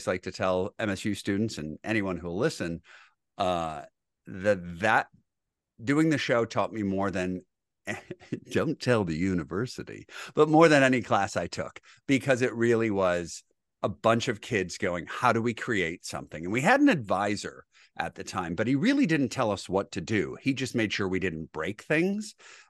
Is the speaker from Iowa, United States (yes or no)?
no; Grosse Pointe, Michigan, United States; I am from Grosse Pointe, Michigan. Born and raised